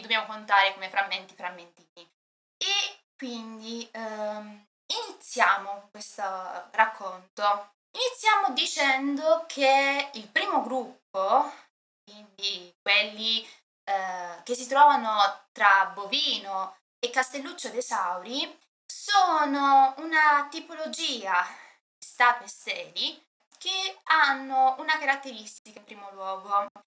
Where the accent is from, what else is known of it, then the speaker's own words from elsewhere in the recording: Apulia, Italy; è nata in Puglia, principalmente nei territori di cui parliamo stasera